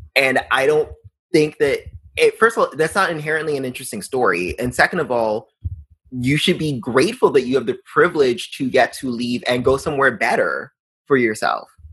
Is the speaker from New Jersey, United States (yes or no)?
no; New York, United States; growing up in New York